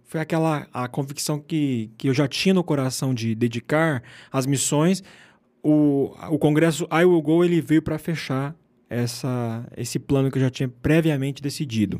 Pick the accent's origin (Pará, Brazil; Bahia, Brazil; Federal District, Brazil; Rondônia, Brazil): Rondônia, Brazil; moved away as an adult; also born or lived in Argentina; Eu venho do norte do Brasil, Rondônia